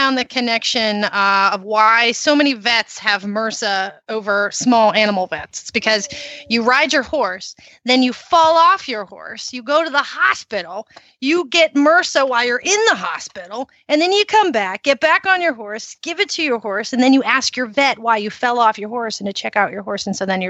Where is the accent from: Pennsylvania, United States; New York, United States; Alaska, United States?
Pennsylvania, United States; Pittsburgh; I'm from Pittsburgh, Pennsylvania, on your side of the world in the eventing section of the United States.